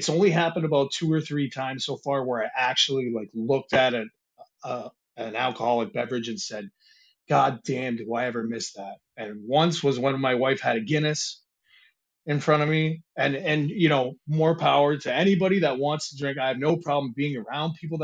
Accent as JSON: {"language": "English", "region": "Michigan", "country": "United States", "tie": "born or raised there", "moved": "as an adult", "said": "I grew up in Michigan. And when we moved over here, I think I was 18, just turning 19"}